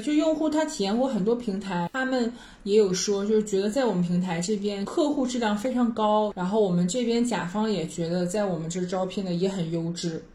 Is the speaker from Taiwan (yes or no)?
no; China; 我们中国人的